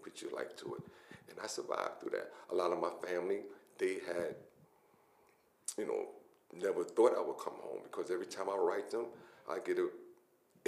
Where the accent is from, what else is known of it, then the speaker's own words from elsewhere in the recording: New York City, New York, United States; I'm a Brooklynite. I'm born and raised in Brooklyn